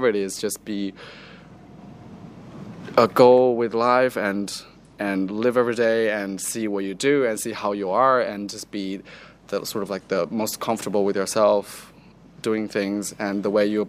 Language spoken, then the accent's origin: English; China; now in Melbourne, Australia; growing up in China